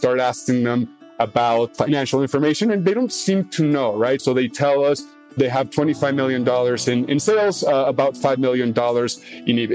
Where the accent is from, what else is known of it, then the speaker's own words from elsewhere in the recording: Mexico City, Mexico; also born or lived in United States / South America; I was mostly raised in Mexico City